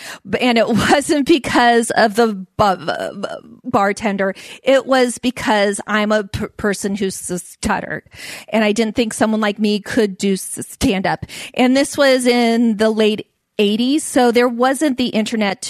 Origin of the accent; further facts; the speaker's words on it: Alameda, California, United States; also born or lived in San Leandro, California; I grew up in Alameda and in San Leandro